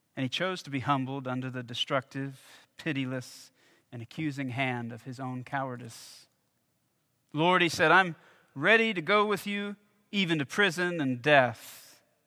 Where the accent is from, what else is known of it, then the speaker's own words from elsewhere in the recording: Alabama, United States; my home state of Alabama